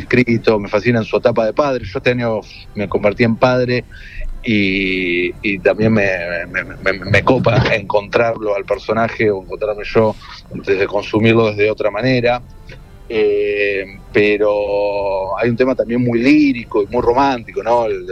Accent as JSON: {"language": "Spanish", "country": "Argentina", "said": "nosotros como argentinos"}